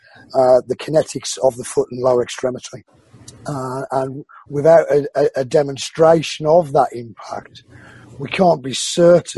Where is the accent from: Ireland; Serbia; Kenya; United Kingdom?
United Kingdom; Wolverhampton, West Midlands; I was born in Wolverhampton, which is the black country. Yeah. Birmingham is not the black country. I'm not from Birmingham